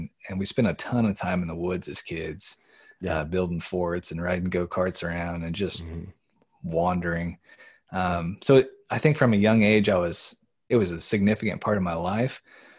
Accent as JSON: {"language": "English", "region": "Midwest", "country": "United States", "tie": "born or raised there", "lives_now": "Pennsylvania, United States", "said": "growing up in the Midwest, persimmons was something we partake in quite a bit. But out here in Pennsylvania, not as many folks know about them"}